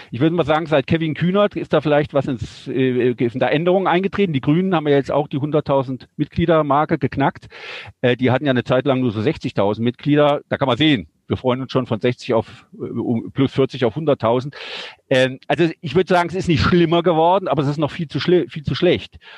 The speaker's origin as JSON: {"language": "German", "country": "Germany", "tie": "born there", "said": "Ich bin nicht in der Schweiz geboren, bin in Deutschland geboren, aber Auslandsschweizer."}